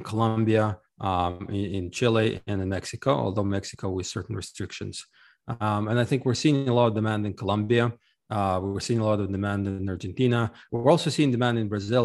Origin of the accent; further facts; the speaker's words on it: Ukraine; now in United States; I'm actually originally from Ukraine, uh, but I left a long time ago